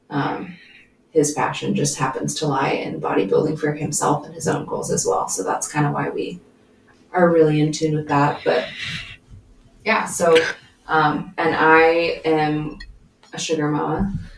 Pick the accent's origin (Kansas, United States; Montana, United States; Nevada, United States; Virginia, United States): Montana, United States; Billings; I grew up here in Billings, where we live.